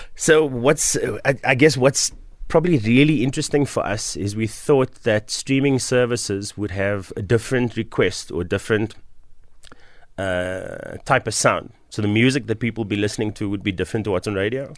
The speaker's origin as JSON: {"language": "English", "town": "Cape Town", "region": "Western Cape", "country": "South Africa", "tie": "born or raised there", "also_born_or_lived": "Bonteheuwel, Cape Town", "said": "I grew up in Mitchells Plain"}